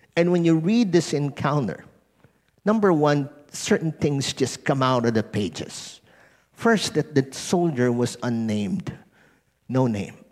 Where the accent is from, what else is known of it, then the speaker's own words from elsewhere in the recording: Philippines; being Filipino